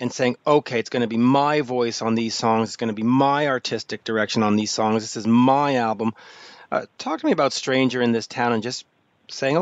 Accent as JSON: {"language": "English", "country": "Canada", "said": "as a Canadian"}